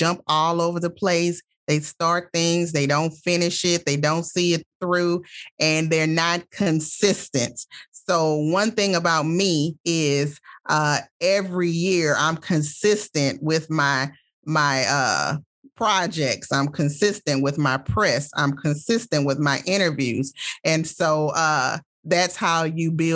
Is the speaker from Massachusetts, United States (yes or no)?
no; Baton Rouge, Louisiana, United States; moved away as an adult; also born or lived in Los Angeles, California; I'm from Baton Rouge, Louisiana, born and raised.